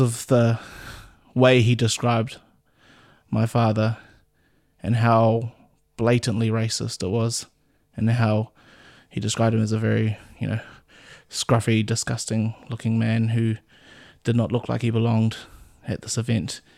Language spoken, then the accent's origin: English; Auckland, New Zealand; first language English; I grew up out in West Auckland in a little town called Rainui.